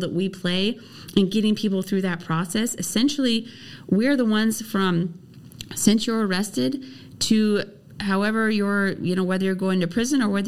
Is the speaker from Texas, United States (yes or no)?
no; Central Oregon, United States; also born or lived in Nevada; I grew up in Oregon. I grew up in Central Oregon.